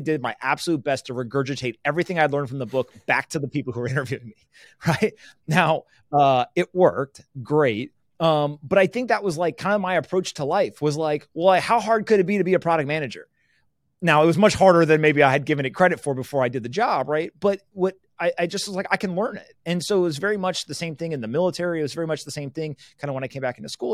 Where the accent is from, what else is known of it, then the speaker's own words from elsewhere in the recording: United States; first language English; I was born in the United States where there was rule of law